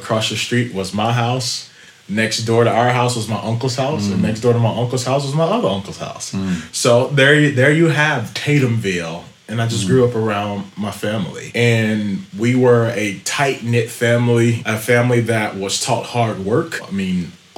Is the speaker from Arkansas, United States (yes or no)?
yes; Wrightsville, Arkansas, United States; also born or lived in Little Rock, Arkansas; we grew up in Little Rock, but it's actually a small town called Wrightsville, Arkansas.